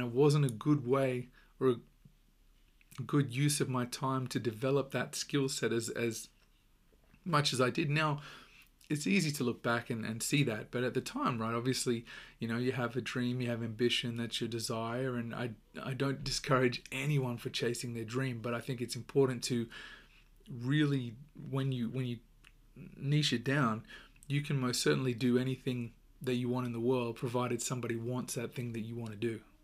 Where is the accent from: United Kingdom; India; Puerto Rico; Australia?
Australia; accent: Australian; my accent is Australian